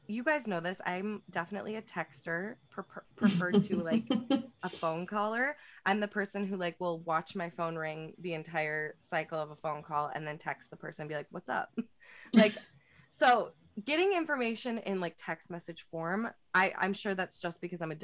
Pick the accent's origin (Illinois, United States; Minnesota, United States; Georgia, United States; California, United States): Minnesota, United States; Midwest; all of us growing up in the Midwest